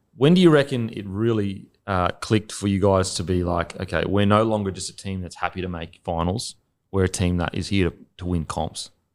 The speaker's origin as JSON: {"language": "English", "country": "Australia", "also_born_or_lived": "New Zealand", "moved": "as an adult", "said": "as an Aussie"}